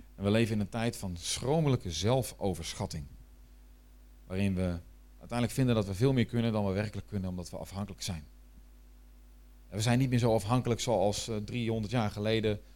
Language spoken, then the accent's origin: Dutch; Netherlands; ik ben Nederlander.